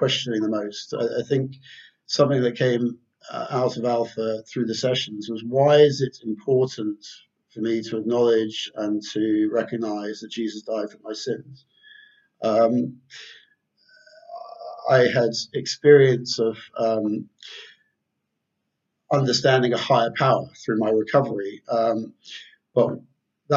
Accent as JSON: {"language": "English", "region": "London", "country": "United Kingdom", "tie": "born or raised there", "also_born_or_lived": "Surrey", "said": "I grew up in London. Grew up in London and Surrey mainly."}